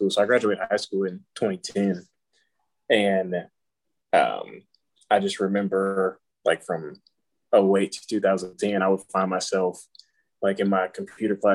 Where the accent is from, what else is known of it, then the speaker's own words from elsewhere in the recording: Gary, Indiana, United States; I grew up in Gary, Indiana.